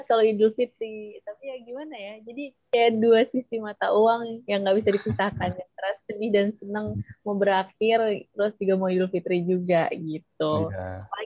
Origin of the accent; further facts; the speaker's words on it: Jakarta, Indonesia; besar di Jakarta jadi anak Betawi banget nih gue ya